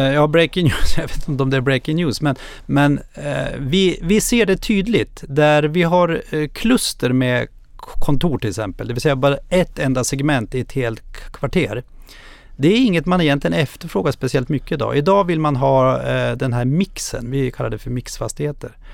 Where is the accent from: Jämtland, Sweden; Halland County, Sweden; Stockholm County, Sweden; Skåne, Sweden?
Jämtland, Sweden; Krokom; jag är ju själv från Krokom som ligger två mil utanför Östersund.